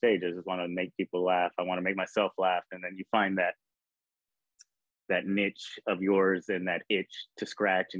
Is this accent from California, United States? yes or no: yes; Bakersfield, California, United States; I grew up in Bakersfield, California.